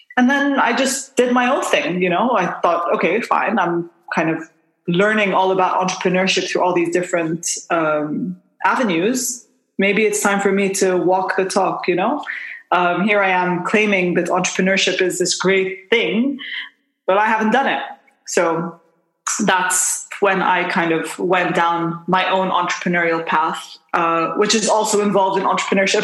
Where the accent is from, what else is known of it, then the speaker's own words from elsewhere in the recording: Bahrain; moved away as an adult; also born or lived in United Kingdom / Jordan; now in Dubai, United Arab Emirates; I'm uh, Jordanian by uh, kind of heritage, but I was born and raised in Bahrain